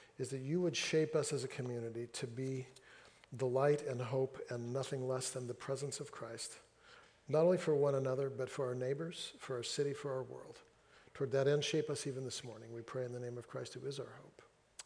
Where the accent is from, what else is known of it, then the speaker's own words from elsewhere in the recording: Central Valley, California, United States; now in Seattle, United States; I grew up in the Central Valley, California, very hot, often